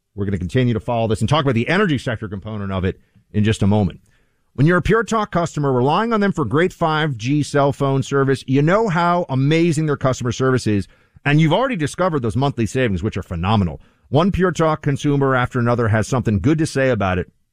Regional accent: New York City, New York, United States; as a New Yorker

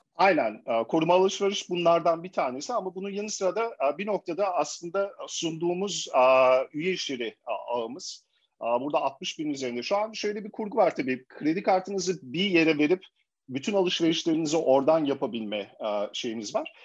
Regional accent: Germany; moved away as an adult; Ben e, Almanya'da doğdum, büyüdüm ve 35 yaşıma kadar da Almanya'da değişik kurumsal firmalarda çalıştım

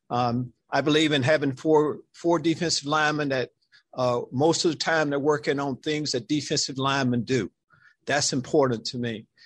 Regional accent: Texas, United States; you probably know I'm from this state. I'm a product of Texas high school football.

